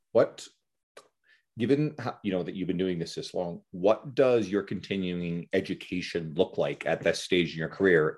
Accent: Newfoundland and Labrador, Canada; I grew up in Newfoundland

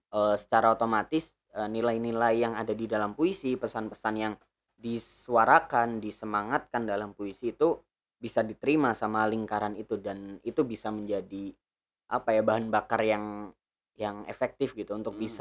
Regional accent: Pemalang, Central Java, Indonesia; di kampungku sendiri di kota bukan kota sih kabupaten Pemalang

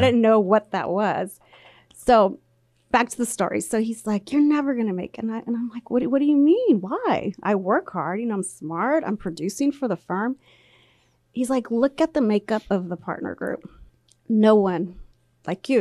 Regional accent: labor camp near Poplar/Woodville, Central Valley, California, United States; first language Spanish; English is a second language; I was there my entire childhood at the labor camp

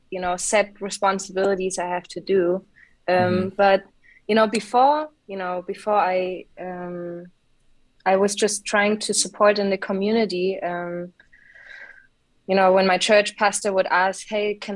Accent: Munich, Bavaria, Germany; now in Mainz, Germany; I grew up in Munich, in Bavaria, in the beautiful mountains.

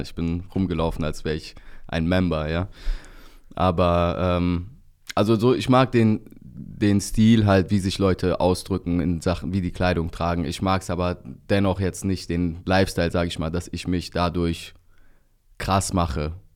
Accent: Bergneustadt, North Rhine-Westphalia, Germany; da wo ich herkomme, aus Bergneustadt, Grüße gehen raus an die Heimat, 51702. Ähm, da bin ich halt überwiegend unter türkischsprachigen Leuten aufgewachsen

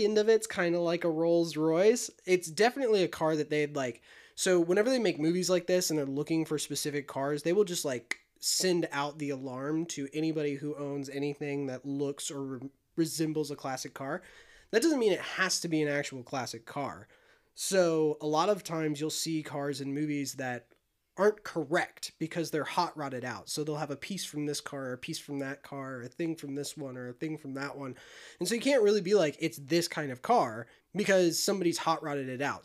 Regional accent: Illinois, United States; I'm from the Midwest

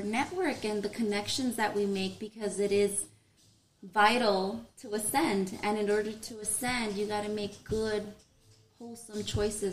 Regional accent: Los Angeles, California, United States; Born and raised in Southeast

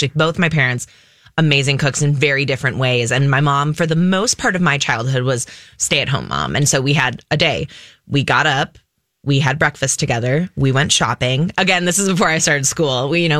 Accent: New Prague, Minnesota, United States; moved away as an adult; also born or lived in New York; So I'm born and raised in Minnesota. I grew up in this great little town called New Prague

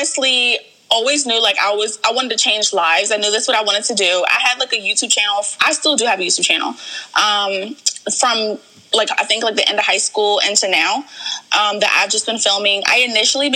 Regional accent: Largo, Maryland, United States; also born or lived in Warrenton, Virginia; I moved to Maryland when I think I'm maybe like seven. So like first or second grade. And I kind of grew up in like the Largo area

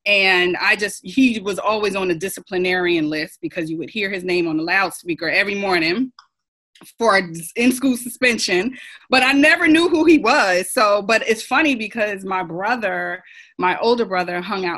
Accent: New Jersey, United States; moved away as an adult; now in Rock Hill, United States; I'm a transplant from New Jersey, born and raised

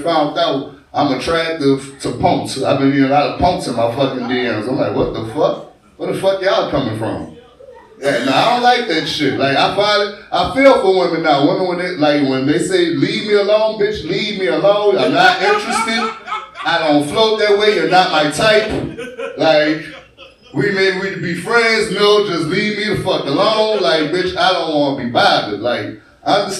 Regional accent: New Orleans, Louisiana, United States; I'm from New Orleans

